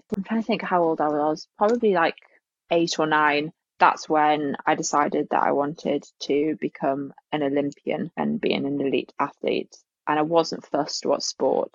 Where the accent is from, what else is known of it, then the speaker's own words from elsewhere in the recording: Alnwick, North East England, United Kingdom; moved away as an adult; also born or lived in Bath; home is a town, basically it's a really small village that's called South Cholton, which is just outside of a town called Alnwick